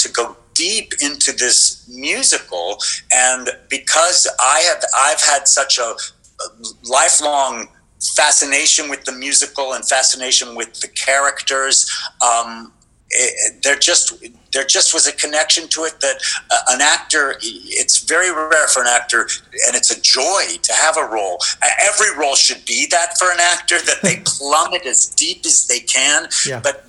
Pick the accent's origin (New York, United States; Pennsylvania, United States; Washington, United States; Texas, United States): Texas, United States; Lubbock; moved away; I grew up in Lubbock, Texas